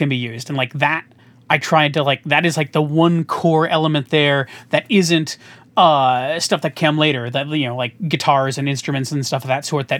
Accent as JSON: {"language": "English", "town": "Chicago", "region": "Illinois", "country": "United States", "said": "I'm from Chicagoland. I'm here in the middle of the country"}